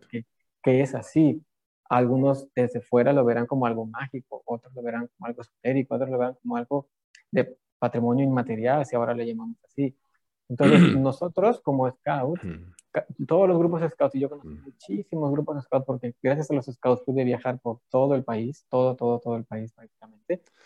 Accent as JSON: {"language": "Spanish", "country": "Mexico", "said": "la mayoría de los mexicanos somos católicos"}